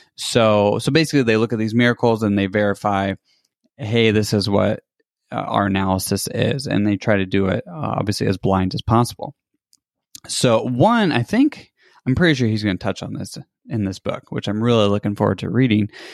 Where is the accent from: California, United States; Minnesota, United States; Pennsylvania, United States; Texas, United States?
California, United States; now in Michigan, United States; I'm from California.